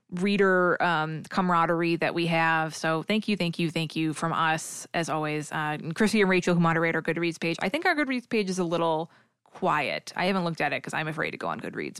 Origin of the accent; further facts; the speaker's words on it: New England / Massachusetts, United States; accent: New England; my New England accent